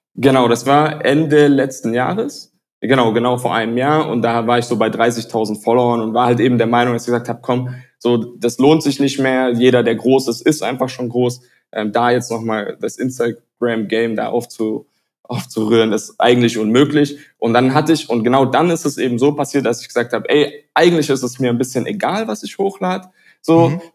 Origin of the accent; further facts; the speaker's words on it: Tübingen, Baden-Württemberg, Germany; moved away as an adult; also born or lived in United States; now in Barcelona, Spain; Ich komme aus der Nähe von Stuttgart, ähm, bin Halbamerikaner, also bin teilweise auch in, in den USA aufgewachsen, aber den Großteil natürlich in, in Deutschland, in der Nähe von Stuttgart